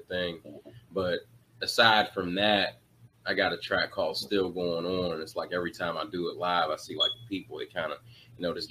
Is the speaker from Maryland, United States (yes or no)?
yes; Maryland, United States; moved away as an adult; now in Winchester, United States; I'm in Winchester, but I'm from Maryland. I've been out here in Winchester about, I guess, 10 years now.